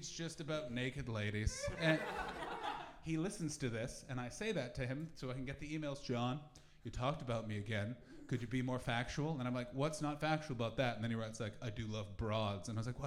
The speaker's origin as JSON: {"language": "English", "country": "Canada", "moved": "yes", "lives_now": "England", "said": "I'm from Canada"}